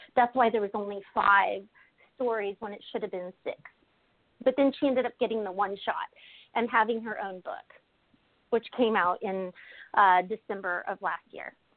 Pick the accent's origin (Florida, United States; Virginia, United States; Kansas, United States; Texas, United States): Kansas, United States; moved away; also born or lived in Maine; I'm from Kansas originally